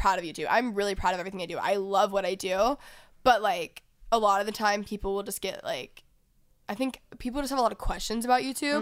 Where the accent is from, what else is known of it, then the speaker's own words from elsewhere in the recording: Texas, United States; now in Los Angeles, United States; I was from Texas